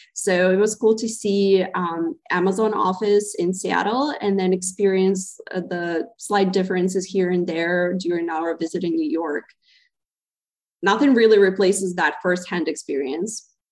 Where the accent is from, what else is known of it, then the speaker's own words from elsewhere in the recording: Zaporizhzhia, Zaporizhzhia Oblast, Ukraine; moved away as an adult; also born or lived in Providence, Rhode Island, United States / Boston, Massachusetts, United States; now in United States; originally, I come from Zaporizhia, Ukraine